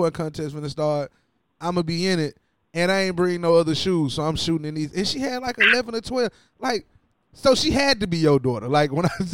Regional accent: Ripley, Tennessee, United States; I grew up in Ripley, Tennessee.

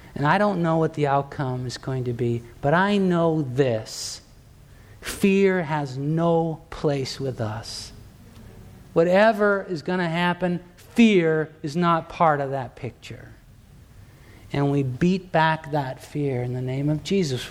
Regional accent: Torrance, California, United States; in the town where I grew up in Torrance, California, down in Southern California

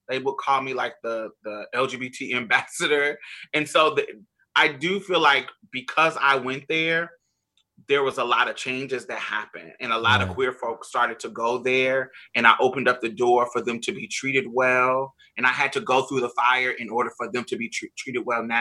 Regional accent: Indiana, United States; moved away; also born or lived in Boston, Massachusetts / Mississippi; I'm from Indiana. So that's like the Midwest

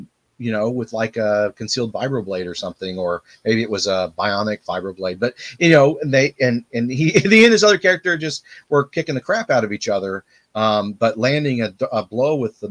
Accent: Texas, United States; I'm from Texas

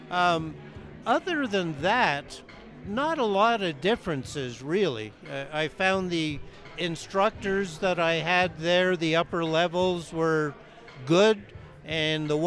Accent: Canada; moved away as an adult; now in Breckenridge, United States; I came here from Canada 30 years ago. And in Canada, I was a ski instructor there for about 15 years.

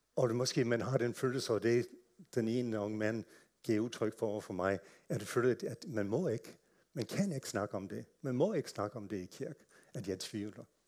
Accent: United States; Danish is a second language; moved away as an adult; now in Denmark; er født og opvokset i USA

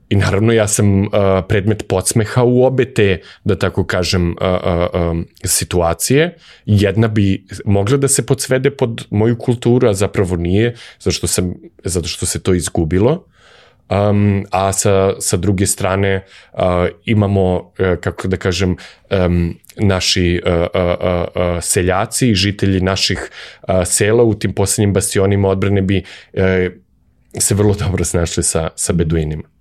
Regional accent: Belgrade, Serbia; ja sam odrastao u Beogradu

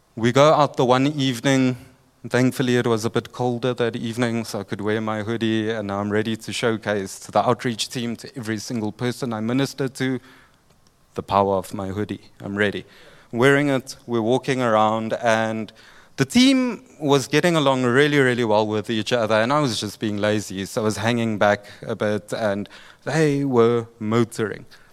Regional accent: Durban, KwaZulu-Natal, South Africa; I'm from Durban

